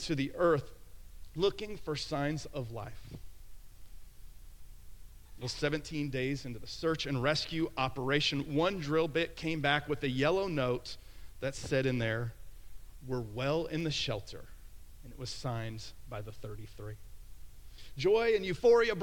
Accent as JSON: {"language": "English", "town": "Plano", "region": "Texas", "country": "United States", "tie": "born or raised there", "also_born_or_lived": "Columbus, Ohio", "said": "I was, for the most part, raised in Plano, though I was born in Columbus, Ohio"}